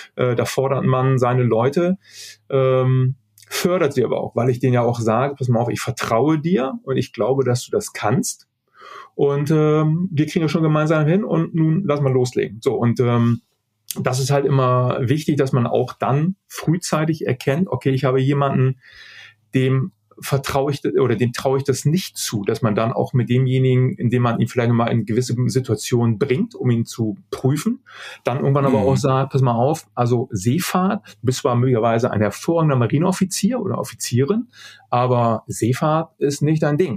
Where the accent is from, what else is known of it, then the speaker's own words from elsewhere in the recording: Germany; als, äh, als Deutscher groß geworden ist